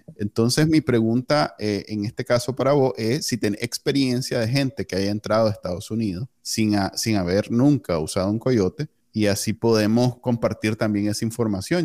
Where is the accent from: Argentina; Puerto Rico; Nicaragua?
Nicaragua; moved away as an adult; now in Texas, United States; como los NICA